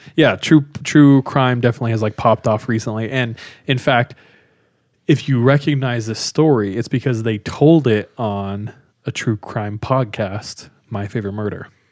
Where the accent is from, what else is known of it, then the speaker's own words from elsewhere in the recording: California, United States; moved away as an adult; now in Utah, United States; I'm from California, grew up in California